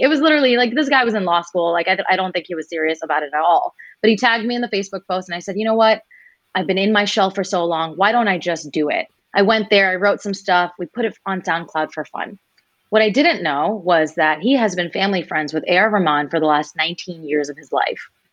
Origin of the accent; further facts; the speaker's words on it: United States; for us as Indian Americans